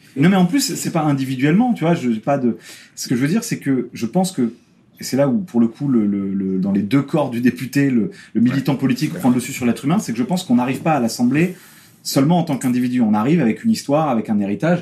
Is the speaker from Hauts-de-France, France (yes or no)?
yes; Picardy, Hauts-de-France, France; je viens de Picardie. Hein. L'essentiel de ma famille habite dans ta circonscription